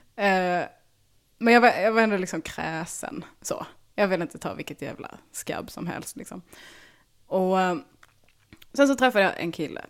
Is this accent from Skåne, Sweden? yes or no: yes; Bjärnum, Skåne, Sweden; jag växte upp i Bjärnum